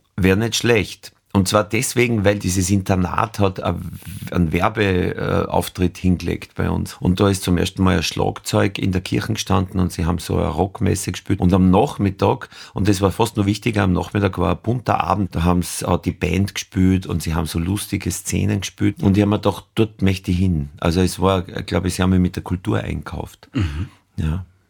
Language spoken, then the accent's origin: German; Nöchling, Lower Austria, Austria; Das war gerade nicht Oberösterreich, das war an der Grenze zu Oberösterreich in Niederösterreich, südliches Waldviertel, aber eigentlich fast an der Donau, also der erste Hügel über der Donau. Da ist der Bauernhof